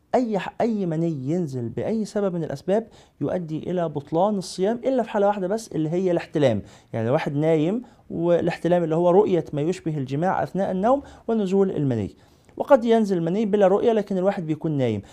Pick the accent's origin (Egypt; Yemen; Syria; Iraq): Egypt; عندنا في مصر